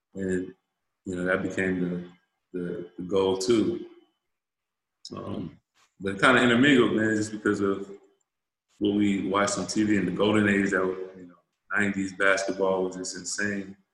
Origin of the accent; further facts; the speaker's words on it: Fayetteville, North Carolina, United States; I'm from Fayetteville, North Carolina, man, home of the Dreamers